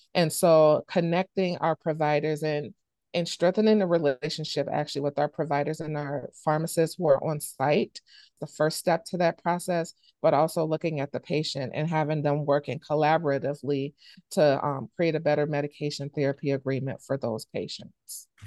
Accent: Chicago, Illinois, United States; now in Wisconsin, United States; I grew up in Chicago, Illinois.

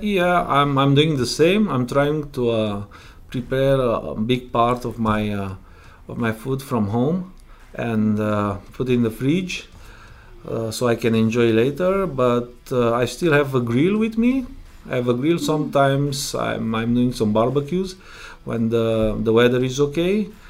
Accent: Romania; English is a second language; moved away as an adult; now in Prince Edward Island, Canada; I'm originally from Romania. I came uh, in Canada three, three years ago

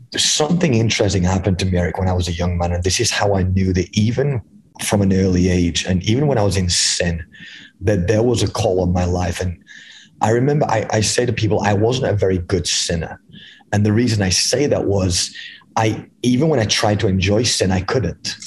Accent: England, United Kingdom; moved away as an adult; now in United States; I was born and raised in England, um, in the United Kingdom. I moved over here when I was 23 years old

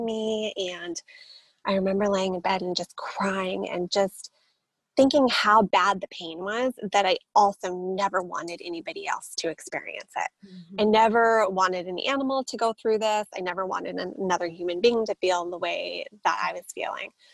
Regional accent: San Diego, California, United States; also born or lived in Boulder, Colorado; moved to San Diego when I was about seven and have been here ever since.

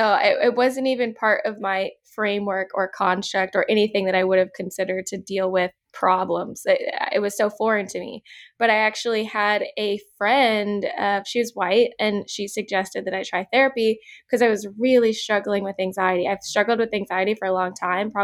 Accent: Manassas, Virginia, United States; also born or lived in Georgia; now in Los Angeles, United States; I grew up in Manassas, Virginia, which is like a smaller town.

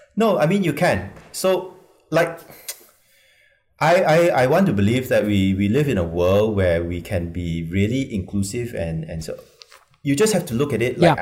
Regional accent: Malaysia; as a Malaysian

